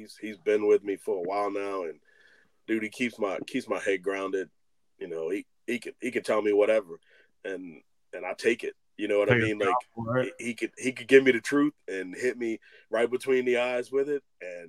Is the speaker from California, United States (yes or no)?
no; Maryland, United States; from Rockville, but I'm from Maryland.